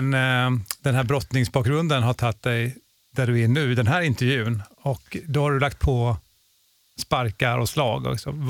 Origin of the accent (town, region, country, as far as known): Chechnya, Russia; now in Sweden